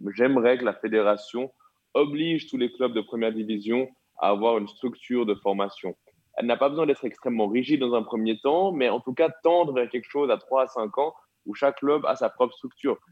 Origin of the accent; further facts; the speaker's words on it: Switzerland; chez nous, en Suisse